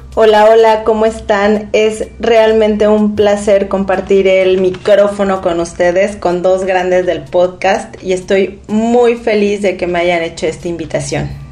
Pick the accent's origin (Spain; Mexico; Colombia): Mexico; Tuxpan, Veracruz; soy una mujer orgullosamente veracruzana. Me encanta decir que soy de Tuxpan, Veracruz